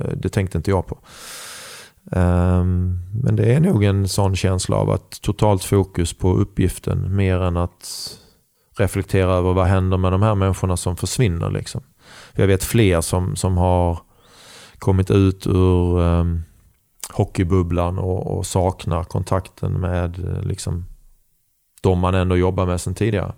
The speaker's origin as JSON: {"language": "Swedish", "country": "Sweden", "said": "Jag är glad och stolt att säga att jag är svensk"}